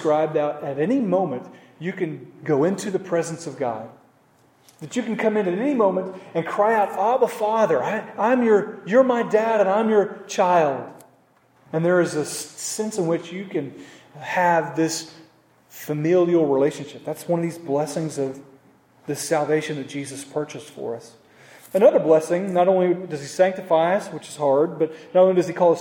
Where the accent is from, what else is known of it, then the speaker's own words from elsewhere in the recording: Oklahoma, United States; moved away; I'm from Oklahoma